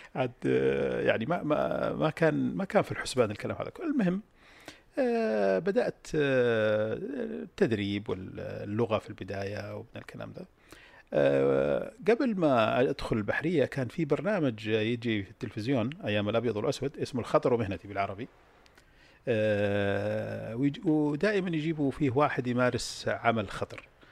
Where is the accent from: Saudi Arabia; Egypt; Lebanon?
Saudi Arabia; انا طلعت من السعوديه في اكتوبر 74